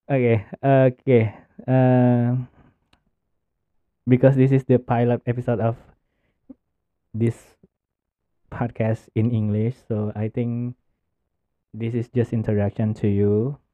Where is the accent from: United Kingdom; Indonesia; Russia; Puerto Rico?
Indonesia; English is a second language; I came from Indonesia